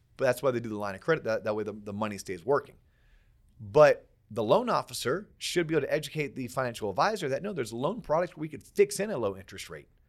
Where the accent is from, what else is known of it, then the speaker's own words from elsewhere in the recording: Florida, United States; I'm from Florida